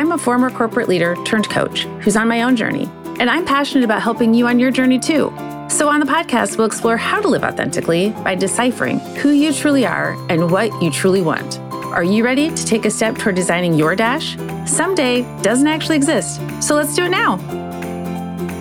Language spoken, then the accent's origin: English; Midwest, United States; me as a Midwesterner